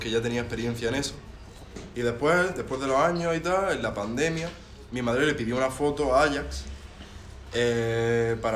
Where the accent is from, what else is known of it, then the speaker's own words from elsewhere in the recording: Granada, Andalusia, Spain; Pero soy más granadino que.